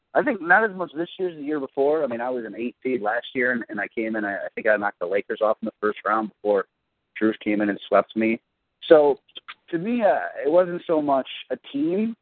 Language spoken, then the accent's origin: English; Cleveland, Ohio, United States; I'm from Cleveland